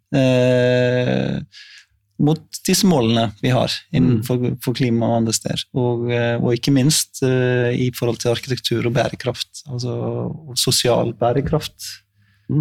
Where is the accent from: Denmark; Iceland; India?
Iceland; now in Norway; jeg er jo islending